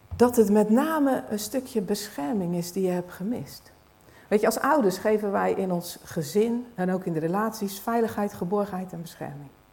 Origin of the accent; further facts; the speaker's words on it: Netherlands; als Nederlanders